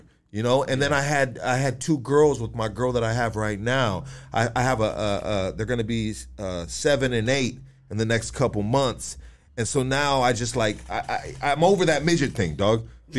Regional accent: Los Angeles, California, United States; also born or lived in San Gabriel Valley; I grew up in Northeast L.A., bro, and I grew up in the SGV, dog.

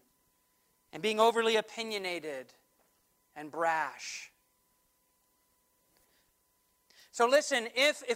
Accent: United States; as American Christians

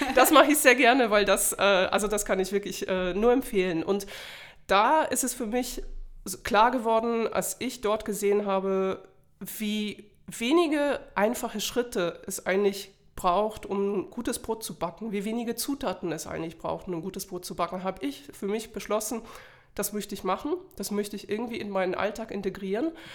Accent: Poland; now in Germany; ich komme ursprünglich aus Polen und bin mittlerweile schon 17 Jahre in Deutschland

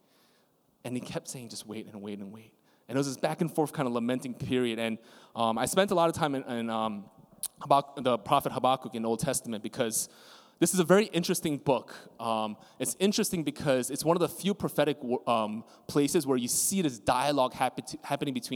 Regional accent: New York City, New York, United States; as a New Yorker

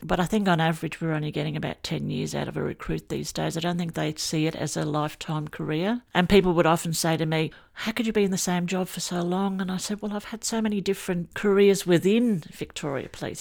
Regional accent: England, United Kingdom; now in Australia; I grew up in England, and I loved the bobbies, and I wanted to be a bobby one day. And then my family came over to Australia

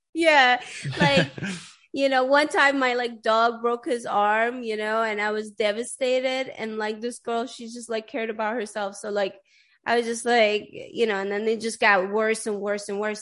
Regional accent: Sweden; English is a second language; moved away; everybody in Sweden knows how to speak English. Like I started learning English in like the fourth grade or something like

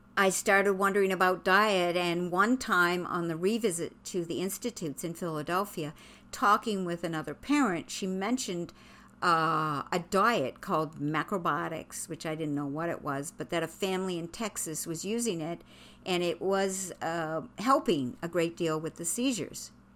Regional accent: Quebec, Canada; moved away; I'm from Quebec.

